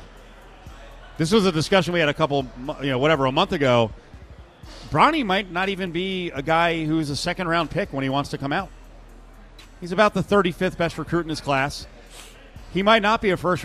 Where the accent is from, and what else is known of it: New Jersey, United States; born or raised there